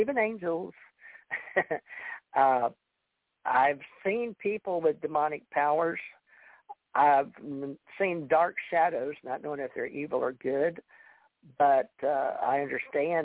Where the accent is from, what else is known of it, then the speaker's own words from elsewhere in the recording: Louisiana, United States; now in Gulf Breeze, United States; I was born in Louisiana